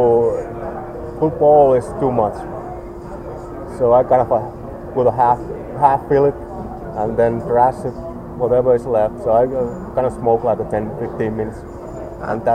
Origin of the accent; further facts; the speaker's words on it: Finland; moved away as an adult; I'm originally from Finland